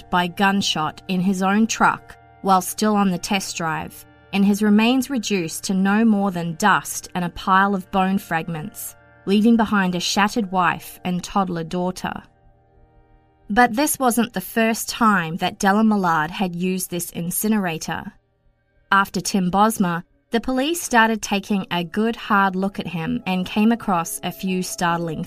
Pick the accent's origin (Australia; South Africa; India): Australia; moved away as an adult; also born or lived in Greater Toronto Area, Canada; now in Toronto, Canada; Yep, in Australia, we pronounce it Nissan. Having lived in the Greater Toronto area since 2009